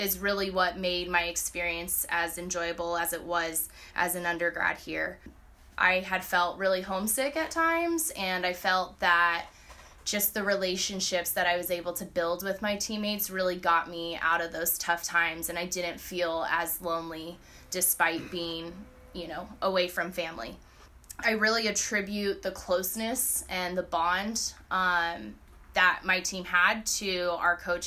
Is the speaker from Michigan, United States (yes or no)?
no; Southern California, United States; moved away as an adult; originally I am from Southern California